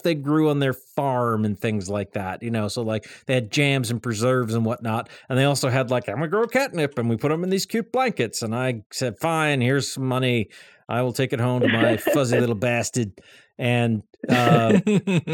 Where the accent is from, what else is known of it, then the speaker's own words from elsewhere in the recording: Eastern Massachusetts, United States; growing up in Eastern Mass